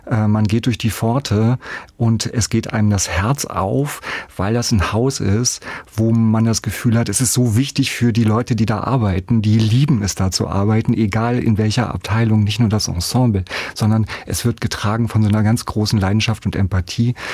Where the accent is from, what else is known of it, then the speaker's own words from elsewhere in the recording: West Germany, Germany; Also als als Westdeutscher, als total Westsozialisierter vielleicht mit Vorbehalten dort konfrontiert zu werden.